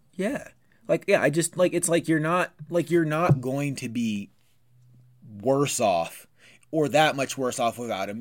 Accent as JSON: {"language": "English", "country": "United States", "said": "I'm American"}